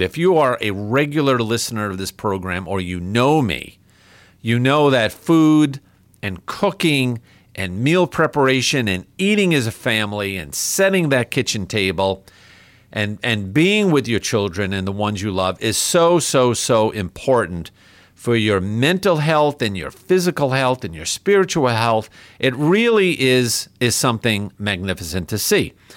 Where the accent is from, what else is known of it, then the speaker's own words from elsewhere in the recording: New York, United States; moved away; the capital of my home state, New York